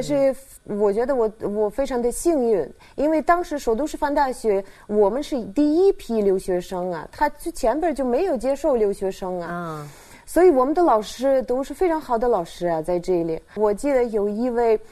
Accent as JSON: {"language": "Chinese", "region": "Saint Petersburg", "country": "Russia", "tie": "born or raised there", "second_language": "Chinese", "moved": "as an adult", "lives_now": "China", "said": "我是出生在省彼得堡"}